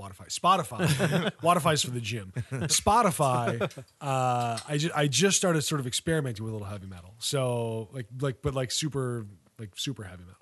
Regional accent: New Haven, Connecticut, United States; I grew up in New Haven.

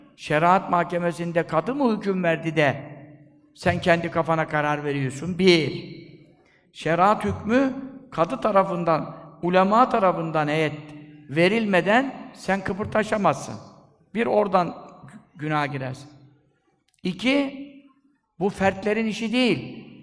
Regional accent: Black Sea Region, Turkey; bizim Karadeniz'de

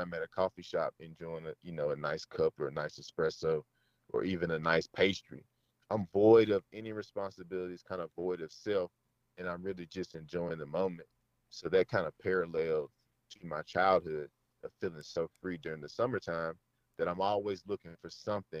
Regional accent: Amory, Mississippi, United States; I grew up in Amory, Mississippi, which is like 20 minutes southeast

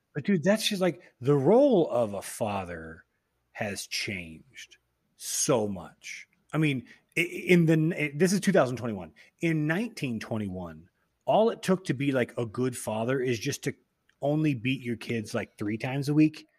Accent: Austin, Texas, United States; our accents are fucked up because we grew up in Austin, which isn't even super Texas, but then still surrounded by Texas.

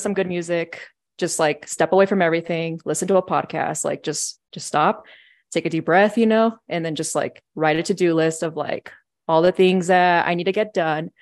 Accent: San Diego, California, United States; moved away as an adult; now in Denver, United States; I'm from San Diego, and so I moved out here to Colorado in twenty fourteen to go to C S U

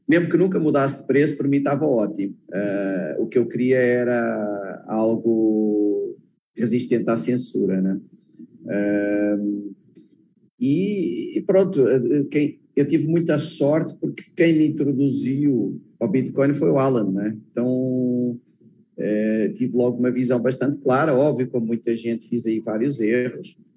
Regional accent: Portugal; sou português

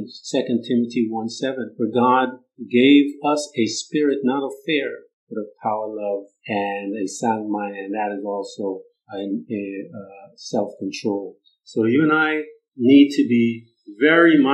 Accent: Guyana; I'm Guyana. Guyanese, and we're from Guyana, and the West Indies

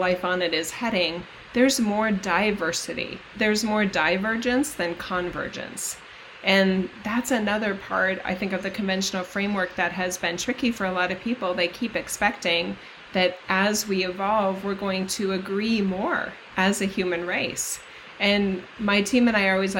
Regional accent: United States; as an American

